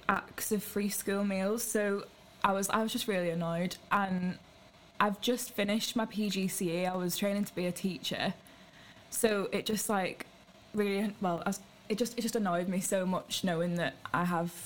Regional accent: St Helens, North West England, United Kingdom; now in Manchester, United Kingdom; I'm from St. Helens originally, like on the way to Merseyside. But I live in Manchester now.

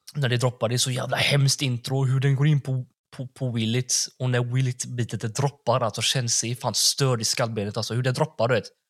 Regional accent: Gothenburg, Västra Götaland, Sweden; jag är från Backa

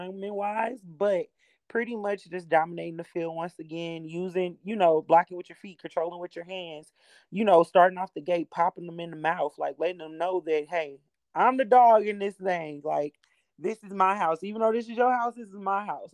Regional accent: St. Louis, Missouri, United States; moved away as an adult; now in Texas, United States; I am originally from St. Louis, Missouri

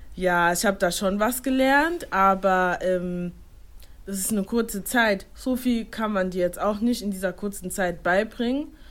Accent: Germany; ich wurde in Deutschland geboren, aber meine Eltern stammen ursprünglich aus Ghana

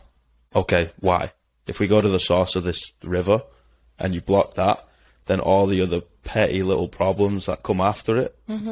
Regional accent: Manchester, North West England, United Kingdom; I come from the west side of Manchester

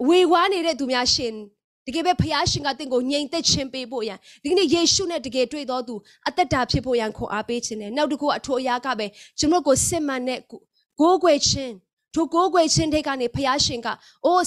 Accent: Myanmar

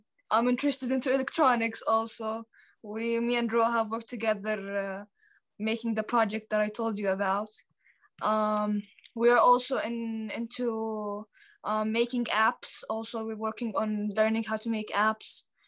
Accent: Jordan; I'm 15. I'm from Jordan.

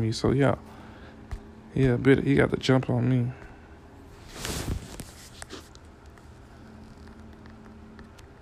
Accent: Miami, Florida, United States; I'm from Miami, Florida

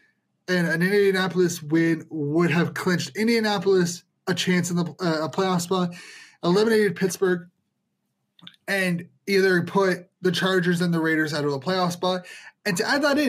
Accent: Ottawa, Ontario, Canada; we're from Ottawa

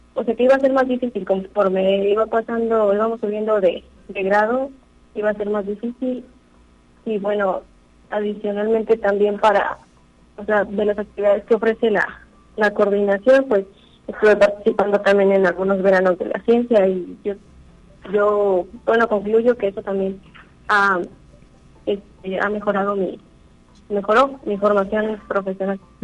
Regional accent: Tamazunchale, San Luis Potosí, Mexico; soy de Tamazunchale, aquí en el centro

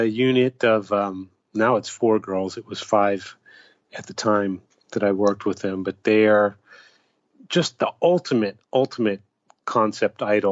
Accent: United States; now in Japan; when I'm in Japan, I represent America to some extent. You know, people look at me and that's what they think of America, because I'm American.

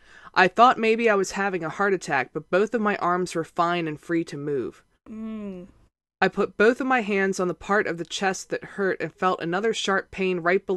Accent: Gettysburg, Pennsylvania, United States; I grew up outside of Gettysburg, so ghost stories about Antietam didn't bother me at all.

